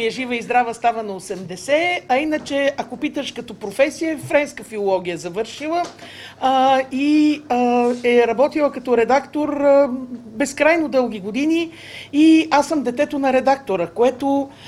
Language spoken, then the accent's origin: Bulgarian; Sofia, Sofia City, Bulgaria; Ами, кореняк от към мама няколко поколения назад.